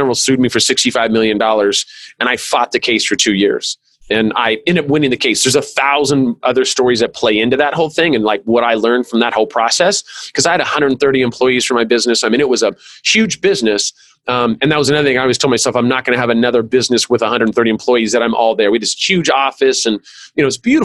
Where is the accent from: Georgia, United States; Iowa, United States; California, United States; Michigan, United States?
California, United States; I'm from California